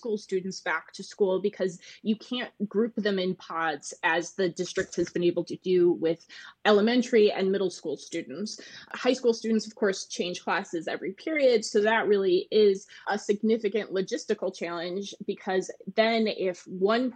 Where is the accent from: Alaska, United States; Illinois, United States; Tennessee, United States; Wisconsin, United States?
Illinois, United States; Chicago; I grew up in Edgewater, so Loyola is basically my home team